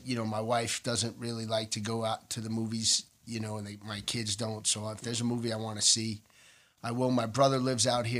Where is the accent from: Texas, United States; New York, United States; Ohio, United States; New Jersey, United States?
New York, United States; New York City; Born and raised in Manhattan